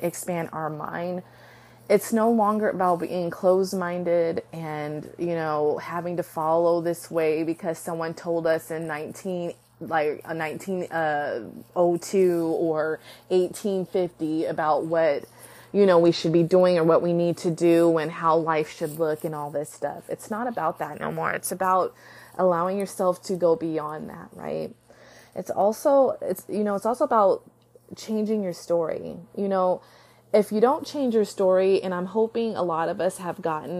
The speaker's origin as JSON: {"language": "English", "country": "United States", "said": "I am proud to be an American"}